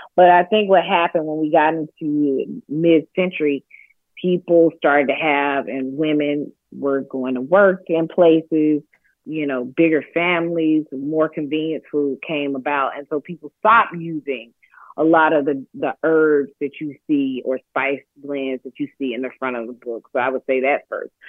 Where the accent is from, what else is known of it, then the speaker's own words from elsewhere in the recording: Athens, Georgia, United States; moved away as an adult; now in New York City, United States; growing up in Athens, Georgia, in my hometown